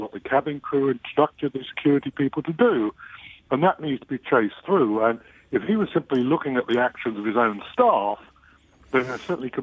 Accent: England, United Kingdom; accent: English; now in United States; I'm English, as you may figure out from my accent.

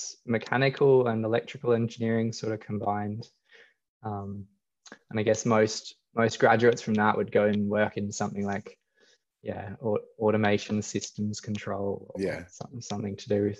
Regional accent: Australia; growing up in Australia

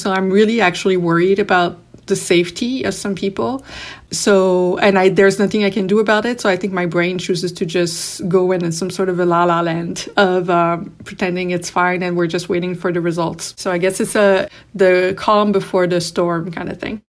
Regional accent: Canada; we as Canadian, being so close to the U S

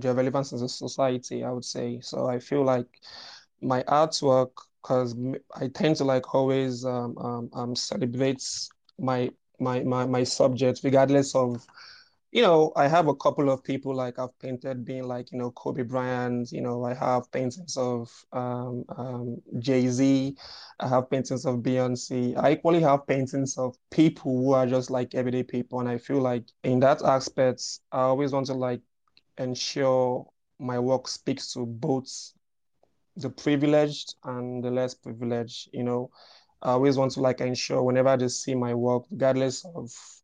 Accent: Nigeria; I'm Nigerian, and over here in Nigeria, we have like a myriad of different cultures

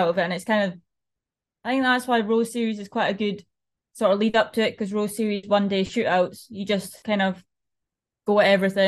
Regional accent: Scotland, United Kingdom

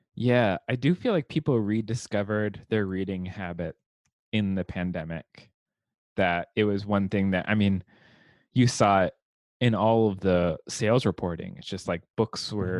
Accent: Southern California, United States; growing up in Southern California, with an 85 degree Christmas

